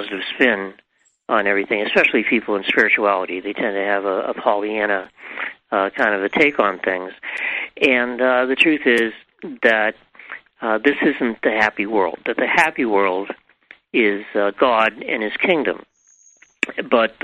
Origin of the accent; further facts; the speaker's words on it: New England, United States; I grew up in New England